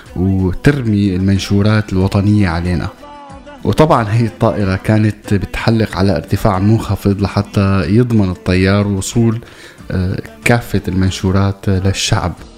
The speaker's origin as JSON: {"language": "Arabic", "town": "Damascus", "region": "Damascus Governorate", "country": "Syria", "tie": "born or raised there", "also_born_or_lived": "Deir ez-Zor", "said": "لما كنت صغير كنت عايش بالشام رغم اني بالاصل من مدينه تسمى عروس الفرات وهي دير الزور"}